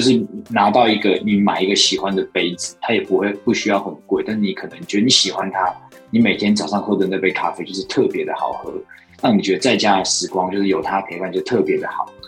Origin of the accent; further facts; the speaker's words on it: Taiwan; 因为我自己就在台湾生活长大，然后我也没有什么出国读书的经验